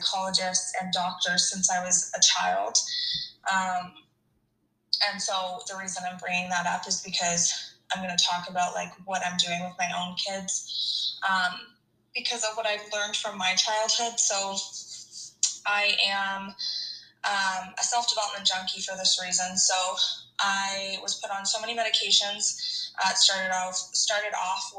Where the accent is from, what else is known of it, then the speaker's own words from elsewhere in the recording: Hamilton, Ontario, Canada; I'm from Hamilton, Ontario, and I am married to my high school sweetheart.